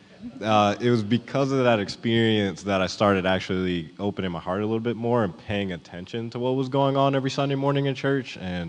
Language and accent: English; Virginia, United States; growing up in Virginia